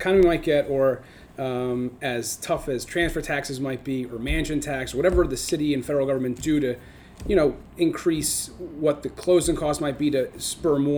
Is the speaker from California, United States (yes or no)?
no; Northern New Jersey, United States; moved away as an adult; now in New York City, United States; I grew up in Northern New Jersey